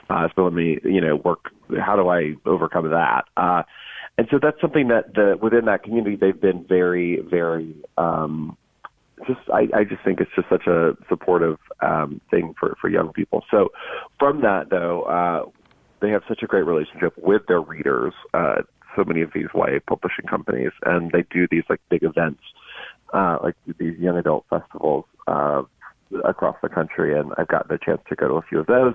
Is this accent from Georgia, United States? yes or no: yes; Georgia, United States; moved away; also born or lived in North Carolina; I'm from Georgia